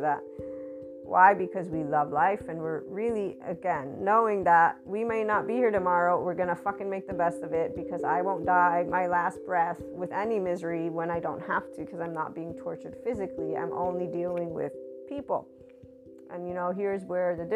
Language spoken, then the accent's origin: English; United States; I'm an American Italian white woman